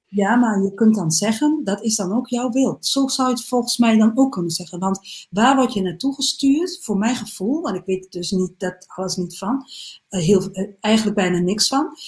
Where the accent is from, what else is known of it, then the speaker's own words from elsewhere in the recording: Salland, Overijssel, Netherlands; moved away; also born or lived in Groningen; Ik kom oorspronkelijk uit um, ehm, Salland.